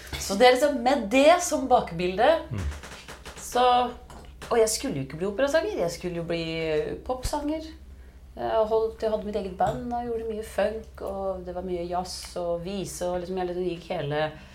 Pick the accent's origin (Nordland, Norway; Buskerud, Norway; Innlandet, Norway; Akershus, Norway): Innlandet, Norway; Biri; moved away; jeg vokste jo opp på Biri.